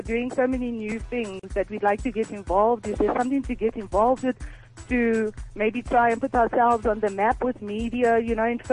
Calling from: Delareyville, North West, South Africa; I'm calling from Delareyville

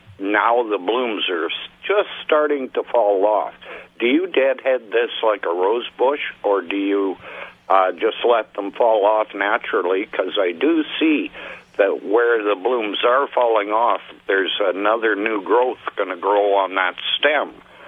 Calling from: Corning, United States; Corning. So we're down towards Stoughton.

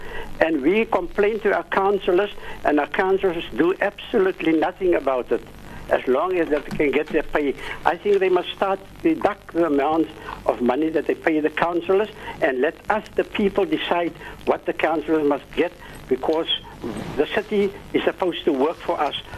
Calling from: Cape Town, Western Cape, South Africa; I'm phoning from the Cape Flats, Athlone area.

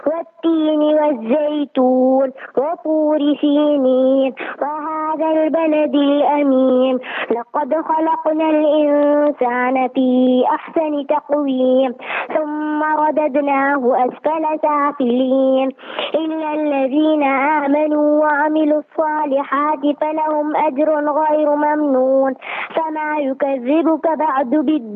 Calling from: Durban, KwaZulu-Natal, South Africa; Durban, Sherwood.

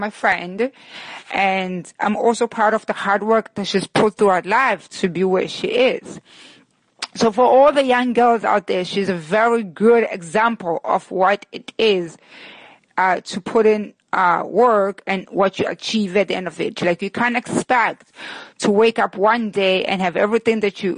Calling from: New York, United States; I'm calling in from Brooklyn, New York

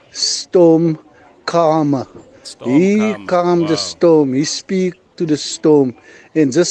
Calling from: Gouda, Western Cape, South Africa; I'm here from Gouda in the Western Cape.

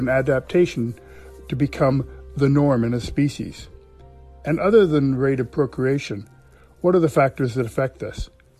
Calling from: Ottawa, Ontario, Canada; I'm calling from Ottawa, Canada.

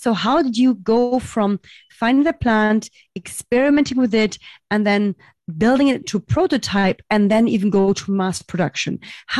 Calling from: Berlin, Germany; I'm calling from Berlin, Germany.

